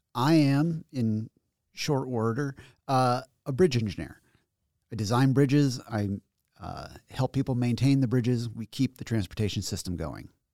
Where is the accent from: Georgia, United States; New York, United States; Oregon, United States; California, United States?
New York, United States; Schenectady; I was born in Schenectady, and I grew up in Schenectady, and then I went to college in Schenectady, and now I work here in Albany.